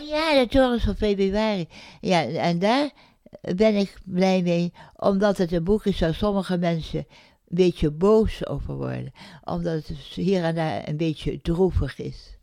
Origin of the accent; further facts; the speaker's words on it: Indonesia; moved away; mijn geboorteland Indië